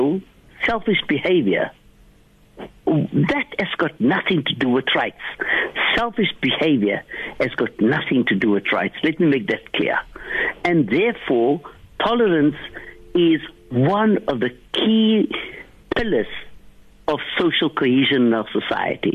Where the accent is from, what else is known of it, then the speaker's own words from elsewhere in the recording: Cape Town, Western Cape, South Africa; I come from Bishop Leivas. In Bishop Leivas, we grew up Christians and Muslims